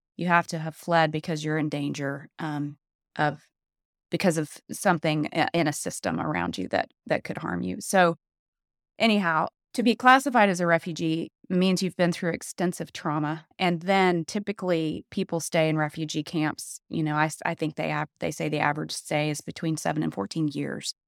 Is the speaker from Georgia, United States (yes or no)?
yes; Atlanta, Georgia, United States; moved away; I grew up in Atlanta, and I grew up in kind of the just epicenter of white Southern evangelicalism